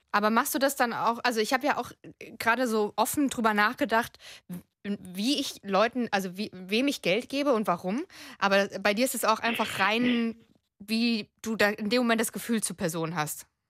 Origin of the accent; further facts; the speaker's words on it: Frankfurt am Main, Hesse, Germany; ich komme eigentlich aus Frankfurt am Main.